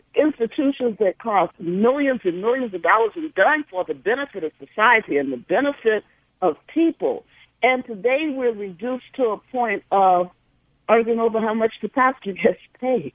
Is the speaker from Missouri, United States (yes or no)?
yes; St. Louis, Missouri, United States; my hometown Saint Louis, Missouri